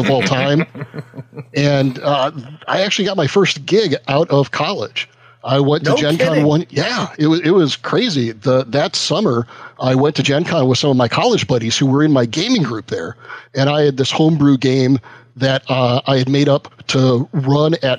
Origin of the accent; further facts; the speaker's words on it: near Lake Geneva, Southeast Wisconsin, United States; I was in Southeast Wisconsin. That's where I grew up. So I grew up near Lake Geneva.